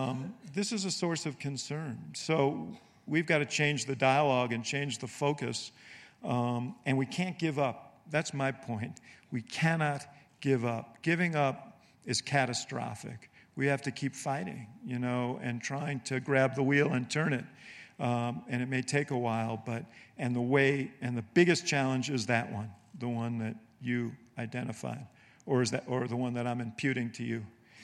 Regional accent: Illinois, United States; You know, I'm from Illinois, the land of Lincoln, and Lincoln deserves some applause too.

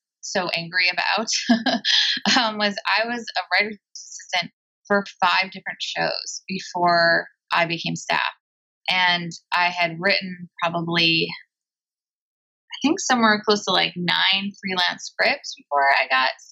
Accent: Bloomfield Hills, Michigan, United States; moved away as an adult; now in Los Angeles, United States; I'm from Michigan, from Bluefield Hills, Michigan

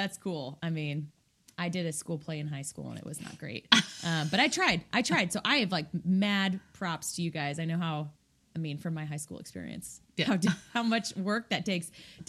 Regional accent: Kansas, United States; moved away as an adult; now in Indianapolis, United States; So we're in Indianapolis. I'm originally from the state of Kansas. However, I've been here for almost 9 years.

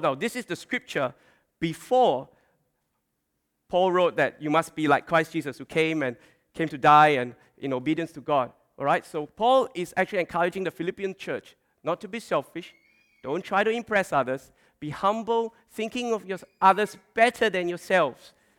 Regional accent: Malaysia; now in Australia; growing up in Malaysia, and also when we came to, came to Australia

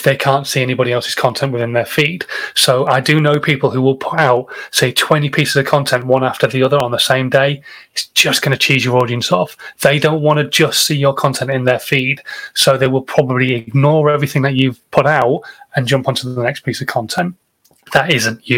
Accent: England, United Kingdom; I'm English and I don't speak many other languages

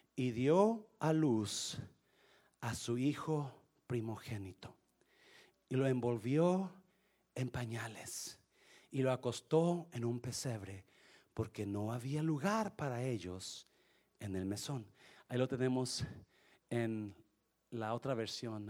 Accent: Mexico; now in United States; nosotros, porque somos mexicanos

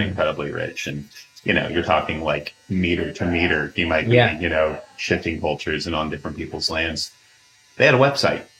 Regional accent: Wasilla, Alaska, United States; growing up in Alaska and mm-hmm. growing up close to the native communities up there

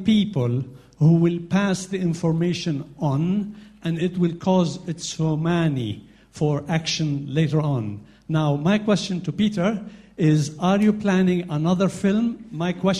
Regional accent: Nazareth, Northern District, Israel; I'm … from Nazareth

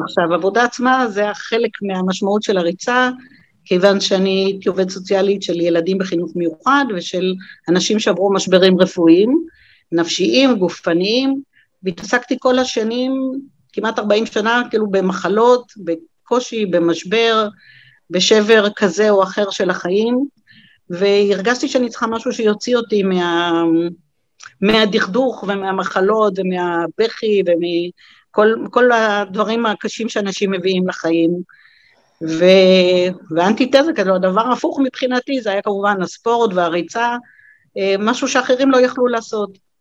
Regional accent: Beersheba, Southern District, Israel; נולדתי בעיר

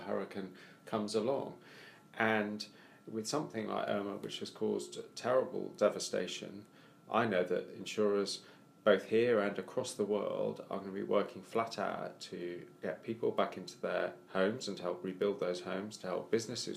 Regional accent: Wales, United Kingdom; I'm Welsh

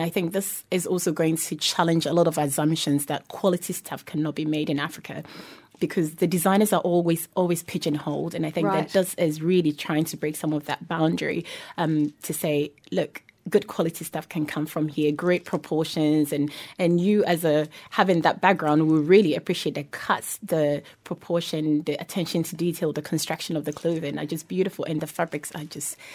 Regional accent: New Zealand; growing up in New Zealand

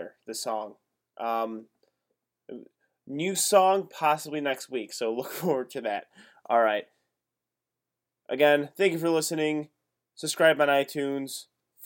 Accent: near Lombard, Illinois, United States; born or raised there

